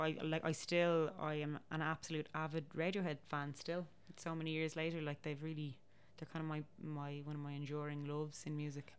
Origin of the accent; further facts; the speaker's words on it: Dublin, Leinster, Ireland; I feel very much like I'm from Dublin, and it's actually not just because of my dad's family, because my mom's family are very Dublin as well